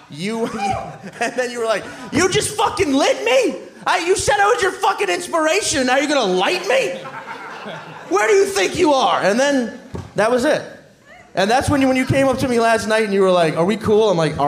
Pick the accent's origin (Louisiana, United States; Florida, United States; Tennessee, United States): Louisiana, United States; New Orleans; moved away as an adult; now in New York, United States; I grew up in New Orleans